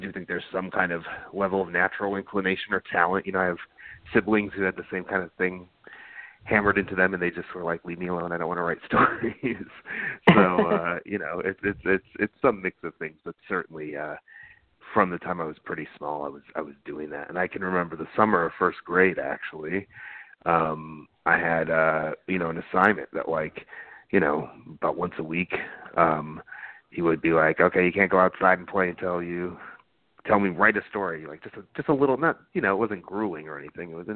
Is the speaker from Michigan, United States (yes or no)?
yes; Dearborn, Michigan, United States; I grew up outside of Detroit in kind of a factory town, a kind of immigrant enclave there, Dearborn, Michigan